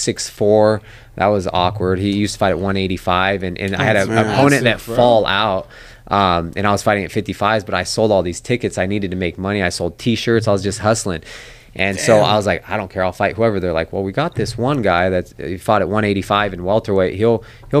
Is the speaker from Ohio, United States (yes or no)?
no; Sacramento, California, United States; I always wanted to fight in my hometown of Sac at Arco